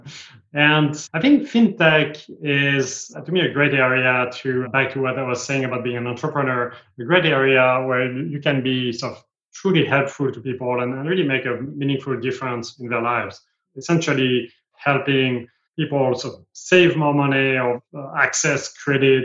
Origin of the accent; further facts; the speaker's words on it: south of France, France; English is a second language; moved away as an adult; also born or lived in New York / California; now in United States; I was born in France, as you can tell, and grew up there in the south of France by the sea